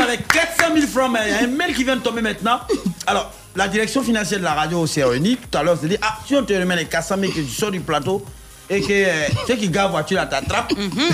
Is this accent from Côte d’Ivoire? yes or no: yes; Abidjan, Côte d’Ivoire; toute ma vie à Yopougon